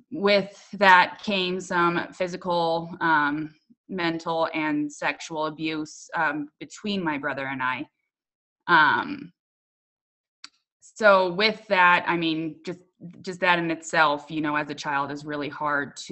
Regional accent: Littleton, United States; I grew up in Littleton, as well as my parents did.

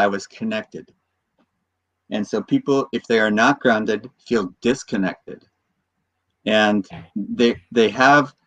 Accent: United States; I was born in the United States and I now live in the divided states

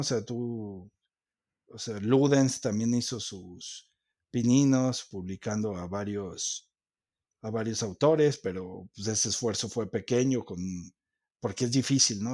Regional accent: Mexico; somos mexicanos

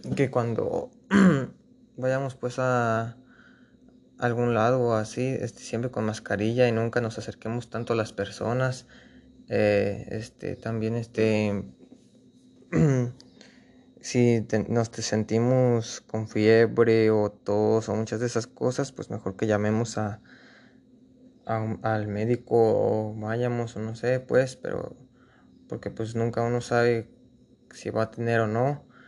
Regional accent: Mexico; nuestro país México

